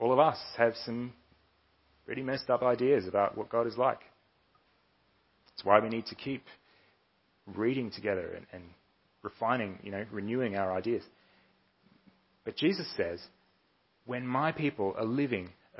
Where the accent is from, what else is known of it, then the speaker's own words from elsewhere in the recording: Melbourne, Victoria, Australia; I was born and raised here in Melbourne. I've lived here most of my life